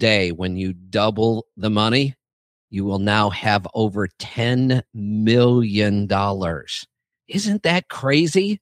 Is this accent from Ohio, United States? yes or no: yes; Cuyahoga Falls, Ohio, United States; I was born in Cuyahoga Falls